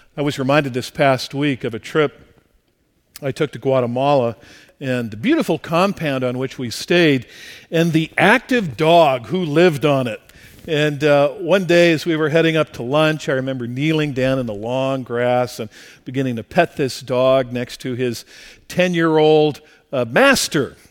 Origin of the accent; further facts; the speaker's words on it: La Mirada, California, United States; also born or lived in rural Midwest; the church in which I grew up here in La Mirada